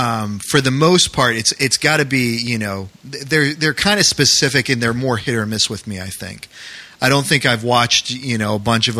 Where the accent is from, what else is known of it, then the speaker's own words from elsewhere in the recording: New England, United States; moved away; growing up in New England